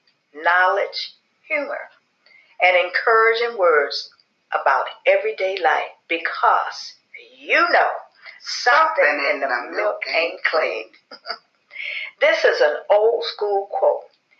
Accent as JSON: {"language": "English", "town": "Memphis", "region": "Tennessee", "country": "United States", "tie": "born or raised there", "said": "Memphis, Tennessee. And that is one of my hometown"}